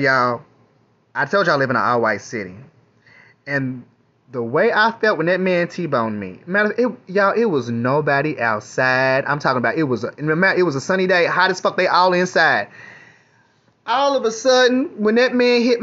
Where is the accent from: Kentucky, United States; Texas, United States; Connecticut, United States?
Kentucky, United States; moved away; also born or lived in New York; I'm from Kentucky